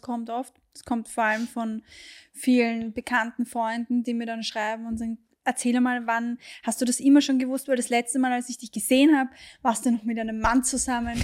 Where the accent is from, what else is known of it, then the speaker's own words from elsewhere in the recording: Austria; hier bei uns in Österreich